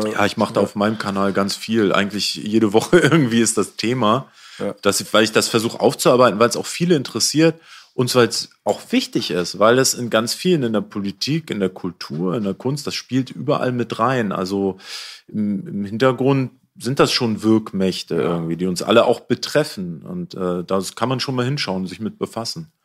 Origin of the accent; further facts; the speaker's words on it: Hamburg, Germany; ich komme aus Hamburg, auch aus Problemstadtteil. Ich bin in Neuwienthal ah. aufgewachsen